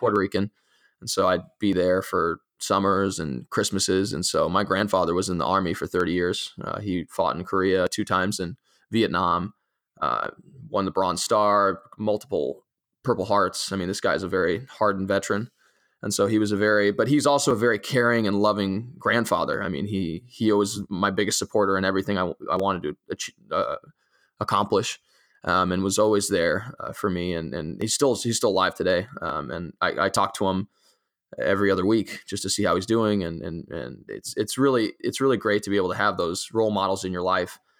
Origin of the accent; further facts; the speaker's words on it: Italy; now in United States; growing up in, in a, uh, uh, in particular in, in the European environment and in particular in, in an Italian